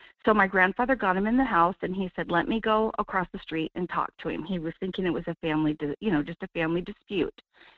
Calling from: Wasilla, Alaska, United States; Good morning, Michael. … in Wasilla.

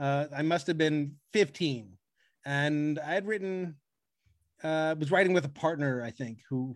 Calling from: Brentwood, California, United States; I'm greeting you from Brentwood, California

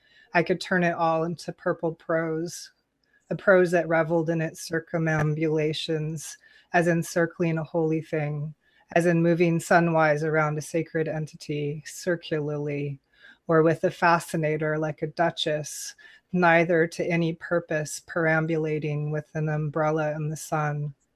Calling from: Goleta, California, United States; I'm broadcasting from Goleta, California, Chumash territory near Santa Barbara.

